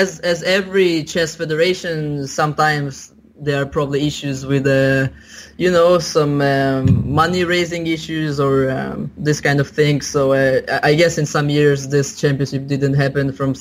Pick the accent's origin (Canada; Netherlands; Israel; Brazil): Israel; I was born in Israel, but my parents are originated from a Soviet Union